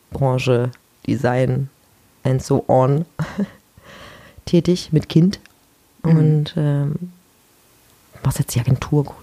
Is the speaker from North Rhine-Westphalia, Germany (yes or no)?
yes; Mönchengladbach, North Rhine-Westphalia, Germany; Ich komme aus Mönchengladbach.